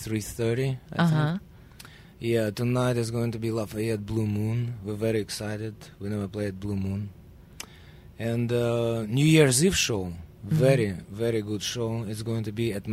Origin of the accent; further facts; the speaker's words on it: Russia; accent: Russian; moved away; I'm the only Russian guy